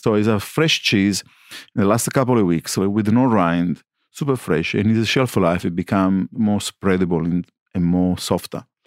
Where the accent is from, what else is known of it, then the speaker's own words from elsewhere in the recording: Sicily, Italy; English is a second language; moved away as an adult; now in Melbourne, Australia; I come from Sicily